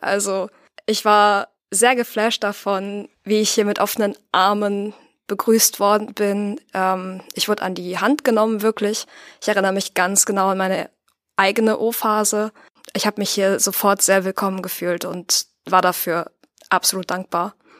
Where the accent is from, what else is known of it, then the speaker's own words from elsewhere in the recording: Paderborn, North Rhine-Westphalia, Germany; also born or lived in Büren; Also einerseits habe ich meine Kindheit hier in Paderborn verbracht. Wir sind dann zu meinen Jugendjahren nach Büren gezogen, ganz in die Nähe von hier.